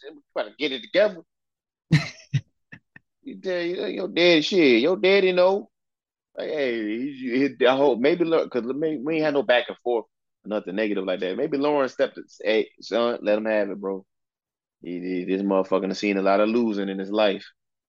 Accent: the Commonwealth, Virginia, United States; I'm from the Commonwealth, bro.

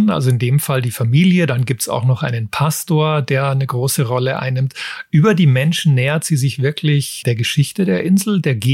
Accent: Southern Germany, Germany; warum würde ich jetzt als Süddeutscher auch gerne einmal wieder auf eine Nordseeinsel

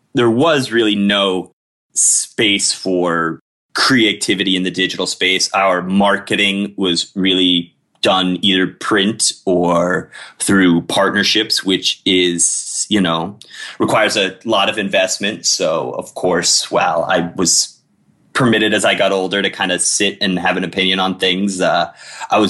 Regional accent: Miami, Florida, United States; also born or lived in Colorado; I'm Miami born and raised

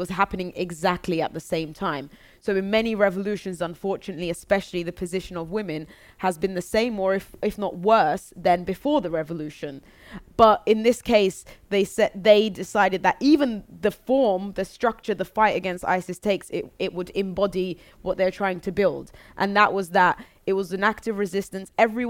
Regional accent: London, United Kingdom; born there; I was born in London, so I know more about the UK

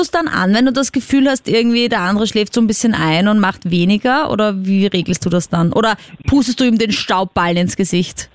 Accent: Vienna, Austria; ich komme aus Wien, also aus der großen Stadt quasi

